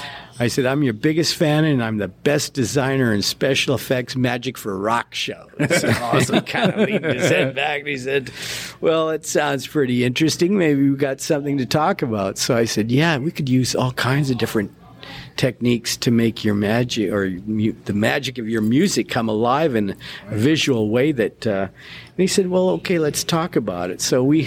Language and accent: English; Australia; now in United States; It was when I came over from Australia, the first show I saw in Salt Lake City was the Wild Texas tour